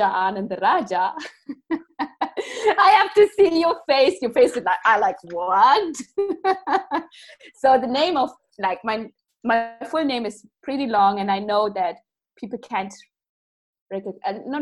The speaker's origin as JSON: {"language": "English", "country": "Germany", "said": "I'm coming from Germany"}